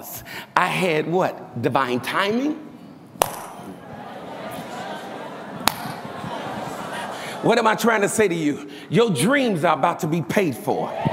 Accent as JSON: {"language": "English", "town": "Chicago", "region": "Illinois", "country": "United States", "said": "I'm from Chicago. I'm from the hood. I'm from poverty"}